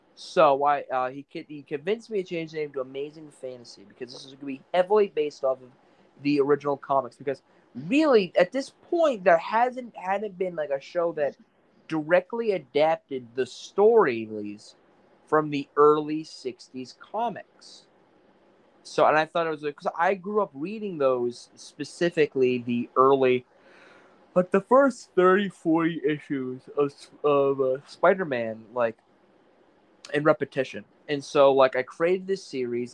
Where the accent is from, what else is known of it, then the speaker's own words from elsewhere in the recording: Maine, United States; I'm from New England. Well, I guess it is in New England. I'm from Maine